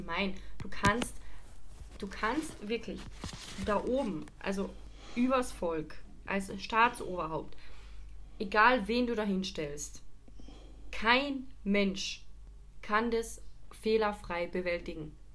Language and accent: German; Carinthia, Austria; Auf jeden Fall in meinem mein Heimatbezirk. Der war vor ein paar Wochen halt in Österreich, speziell halt in Kärnten